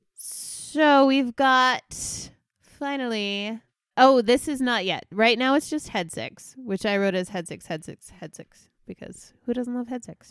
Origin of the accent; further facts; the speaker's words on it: United States; As an American